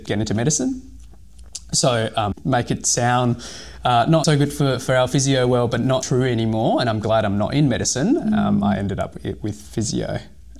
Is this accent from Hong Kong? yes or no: yes; Hong Kong; now in Australia; I was born in Hong Kong